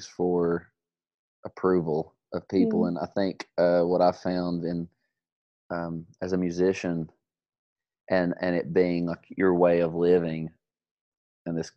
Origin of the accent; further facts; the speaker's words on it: Prestonsburg, Kentucky, United States; also born or lived in Lexington, Kentucky; I'm from Prestonsburg, Kentucky. It's a small town in eastern Kentucky